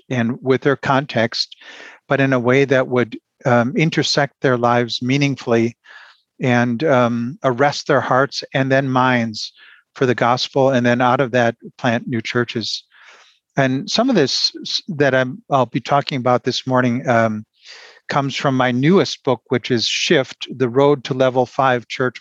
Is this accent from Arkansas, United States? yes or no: no; Milwaukee, Wisconsin, United States; moved away as an adult; now in Germany; I was born in Milwaukee, raised in a suburb there